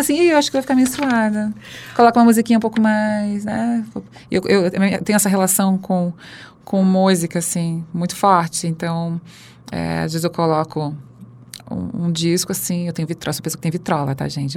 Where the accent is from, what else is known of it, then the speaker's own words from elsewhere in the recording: Santa Catarina, Brazil; now in São Paulo, Brazil; nasci em Santa Catarina, que é o estado mais carnista do Brasil